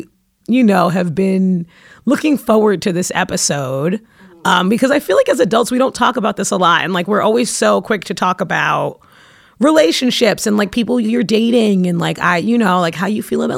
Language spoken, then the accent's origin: English; New York City, New York, United States; I'm from Brooklyn